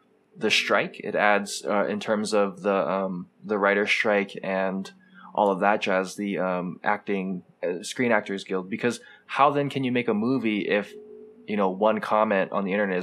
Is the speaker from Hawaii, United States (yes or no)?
yes; Hawaii, United States; us growing up in Hawaii, where it's just culturally diverse